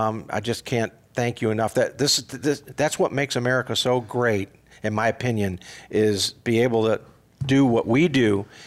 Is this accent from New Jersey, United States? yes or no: no; Missouri, United States; So we were all born and raised in Missouri